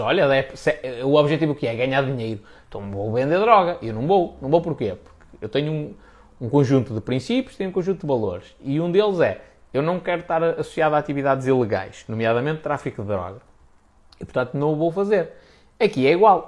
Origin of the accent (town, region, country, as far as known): Portugal